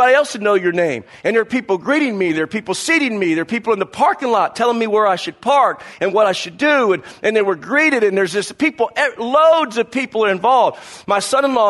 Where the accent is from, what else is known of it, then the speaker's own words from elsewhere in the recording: the South, United States; growing up in the South with the Southeast Conference in college football